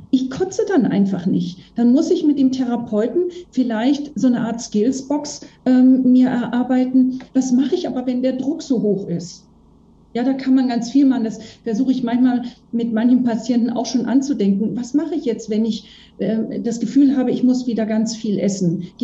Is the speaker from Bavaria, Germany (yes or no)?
yes; Bavaria, Germany; ich komme aus Bayern, ich kenne die aus dem bayerischen Raum eher.